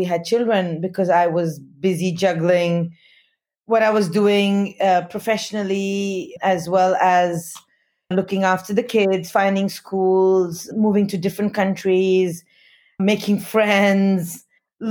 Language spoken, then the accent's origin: English; Delhi, India; first language Hindi; English is a second language; moved away as an adult; also born or lived in Himalayas boarding school, India / Bombay, India / London, United Kingdom / Australia; I grew up in Delhi until I was 9, and my mother came from there, or her family came from there